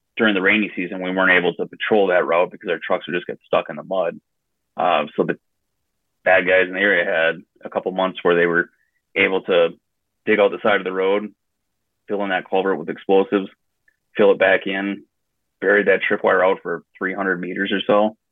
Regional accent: west central Wisconsin, United States; I grew up a uh, small town in west central Wisconsin called Tolma.

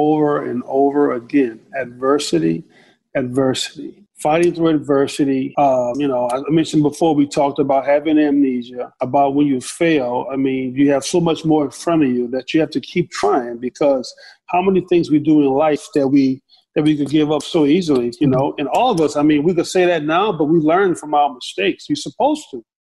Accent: the South, United States; my house growing up in the South

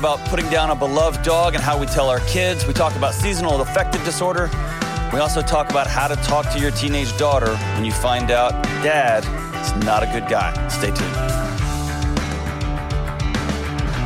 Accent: West Texas, United States; moved away as an adult; now in Nashville, United States; growing up in Texas

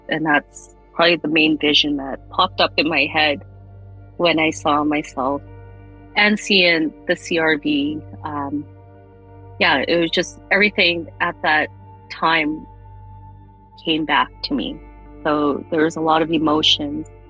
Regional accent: Calgary, Alberta, Canada; we grew up in Radisson till I was probably about 10 years old

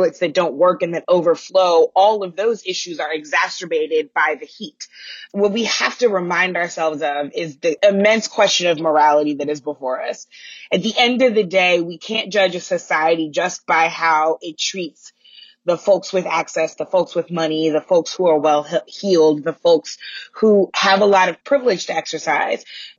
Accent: St. Louis, Missouri, United States; moved away; my hometown of St. Louis

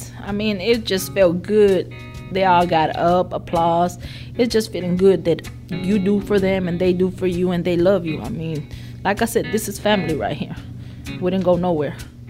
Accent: Weslaco, Texas, United States; also born or lived in Mexico; I've been here 20 years at Simmons. I was born in Mexico, but I was raised in West Laco, Texas.

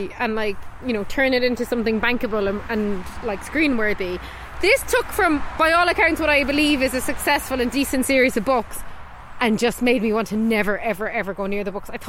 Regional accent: Ireland; And we're Irish.

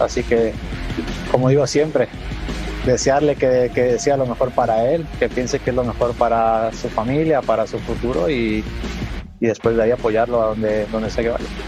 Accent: Mexico; los mexicanos somos

